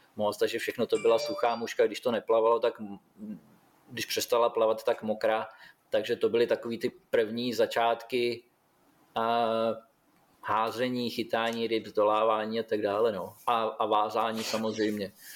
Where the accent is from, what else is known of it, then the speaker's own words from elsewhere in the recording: Vlašim, Central Bohemian Region, Czechia; moved away as an adult; now in Australia; u nás ve Vlašimi byla samozřejmě partička, který to dělali, že jo, kde i táta byl v té době uh, jeden z nich